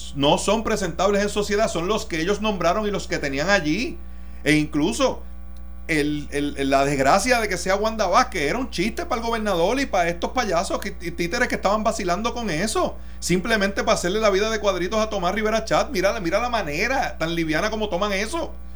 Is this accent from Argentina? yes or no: no; Mayagüez, Puerto Rico; yo nací y me crié en Mayagüez, en el oeste